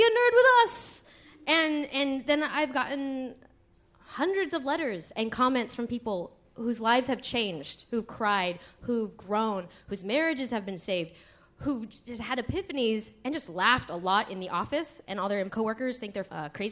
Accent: Santa Monica, California, United States; also born or lived in Los Angeles; I am an L.A. native. I was born in downtown L.A. I grew up in Santa Monica

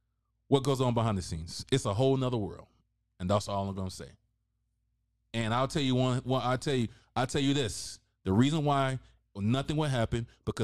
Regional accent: the South, United States; I'm from the South, bro.

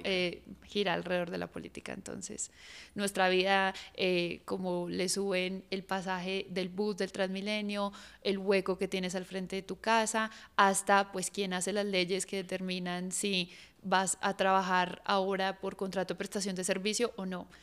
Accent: Colombia; tenemos como colombianos

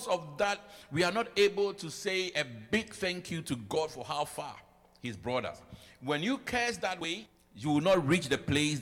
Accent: Ghana; moved away as an adult; now in United States; I came with my Ghana certificate. I came with my degree from Ghana.

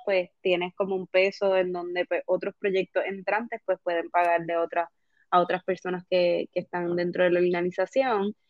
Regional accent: Puerto Rico; como puertorriqueños

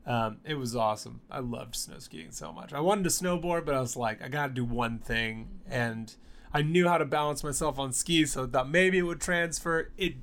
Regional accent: Alabama, United States; I'm from Alabama

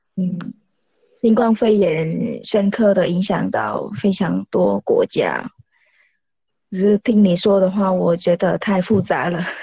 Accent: Vietnam; Chinese is a second language; moved away as an adult; now in Taiwan; 如果我回越南，然后回来。在越南大概半个月，然后回来台湾也是大概半个月

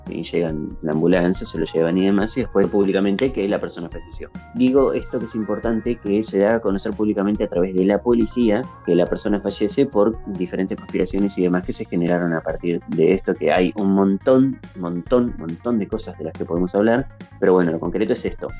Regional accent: Argentina; nosotros acá como argentinos

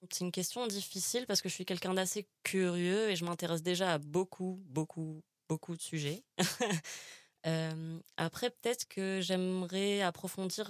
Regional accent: Algiers, Algiers Province, Algeria; now in Paris, France; je, suis algérienne, j'ai grandi à Alger

